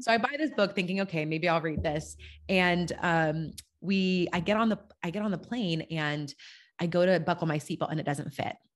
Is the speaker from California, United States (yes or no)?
yes; California, United States; moved away as an adult; also born or lived in Germany / Kentucky; I was a Californian living in Europe